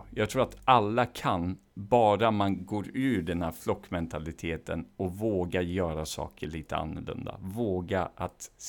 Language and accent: Swedish; Iran; Swedish is a second language; now in Sweden; Ja, det gör det i form av att jag också var tvungen i form av att vi var politiska flyktingar från Iran. Där, oavsett vad jag ville eller inte så tas man från sin kontext och kultur rakt i en annan